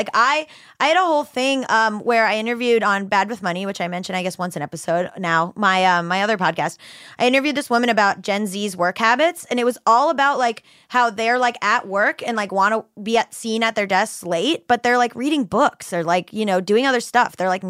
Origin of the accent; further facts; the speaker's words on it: Hollywood, Florida, United States; also born or lived in Fort Lauderdale; now in Los Angeles, United States; Hollywood, Florida, literally where I grew up.